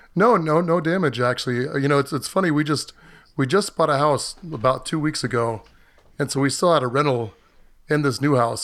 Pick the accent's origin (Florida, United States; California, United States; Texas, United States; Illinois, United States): Florida, United States; moved away as an adult; I grew up in Florida, but I've lived elsewhere most of my adult life